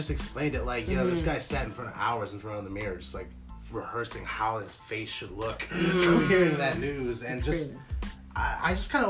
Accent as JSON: {"language": "English", "country": "United States", "moved": "as an adult", "lives_now": "Canada", "said": "I'm American."}